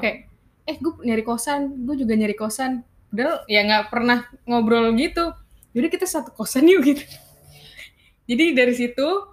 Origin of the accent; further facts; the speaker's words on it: Bekasi, West Java, Indonesia; also born or lived in Jakarta; gua anak Bekaesyong nih.